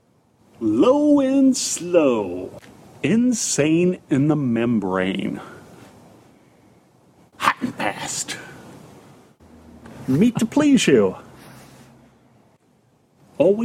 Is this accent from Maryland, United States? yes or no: no; Texas, United States; also born or lived in Kansas City; now in New York City, United States; I was born in Texas, lived in Kansas City for a little while